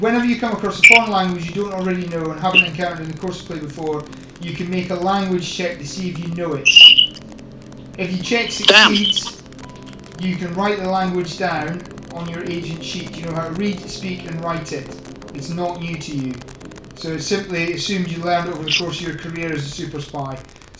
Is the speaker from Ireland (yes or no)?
yes; Ireland; No, I'm Irish.